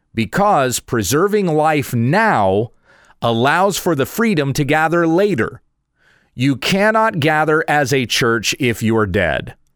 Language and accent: English; United States; I'm an American